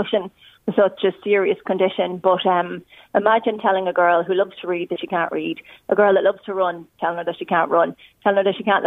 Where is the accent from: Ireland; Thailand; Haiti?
Ireland; Drogheda, Leinster; now in Cullen, Ireland; I'm from Drogheda, so I'm a blow-in now to Cullen